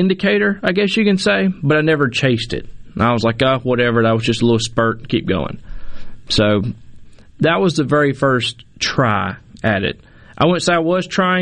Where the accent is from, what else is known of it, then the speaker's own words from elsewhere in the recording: Mobile, Alabama, United States; moved away as an adult; I'm really from Mobile, Alabama